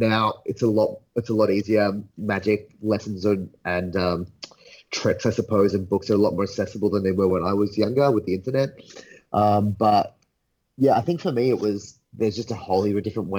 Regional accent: Australia; also born or lived in England; I was born in England, lived a few years there, moved to Australia when I was like four. So, I'm Australian through and through.

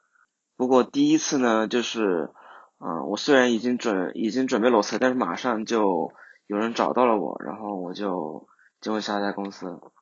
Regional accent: Hunan, China; 我来自湖南，

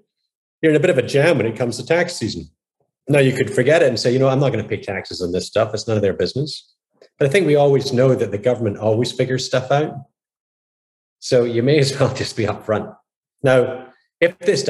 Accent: Scotland, United Kingdom; now in United States; I grew up in Scotland in the 70s

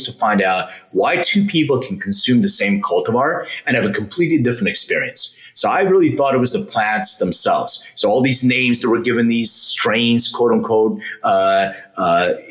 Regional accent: Philadelphia, Pennsylvania, United States; now in Los Angeles, United States; I'm from Philadelphia originally. I live in LA now.

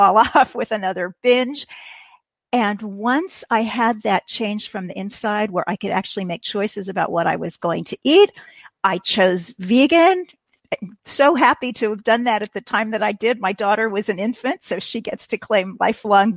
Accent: Kansas City, Missouri, United States; I was enrolled in a community college in my hometown of Kansas City

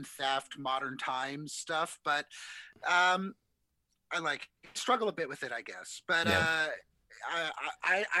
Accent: Canada; I'm Canadian

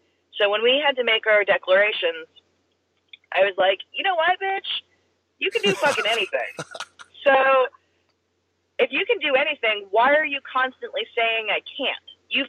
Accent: Pacific Northwest, United States; I'm from the Pacific Northwest. There's rock climbing there.

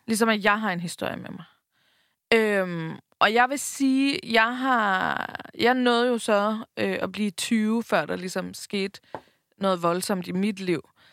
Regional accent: Bornholm, Capital Region of Denmark, Denmark; moved away; also born or lived in Copenhagen; tog vi hjem til Bornholm, ikke? Jeg boede i København på det her tidspunkt, vi tog hjem til Bornholm

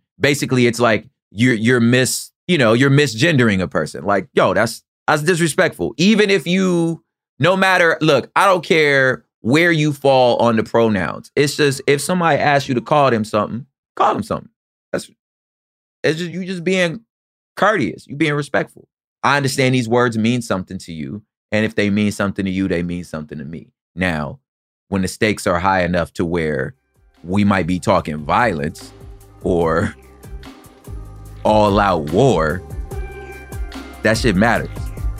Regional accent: Southern California, United States; I'm just from the sur. I'm just from Southern California.

